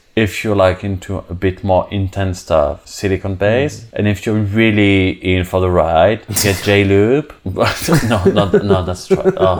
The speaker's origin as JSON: {"language": "English", "country": "Switzerland", "moved": "yes", "said": "I'm not French. Never been, never were. I speak French, though, but I'm from Switzerland"}